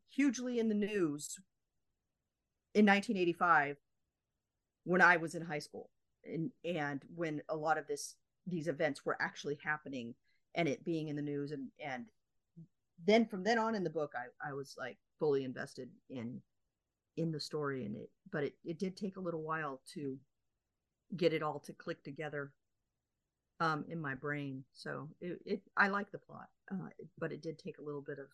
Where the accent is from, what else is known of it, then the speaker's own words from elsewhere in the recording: United States; being an American